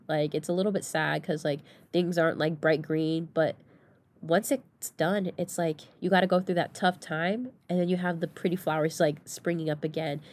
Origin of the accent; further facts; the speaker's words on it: Southern California, United States; moved away as an adult; now in Oregon, United States; I'm from Southern California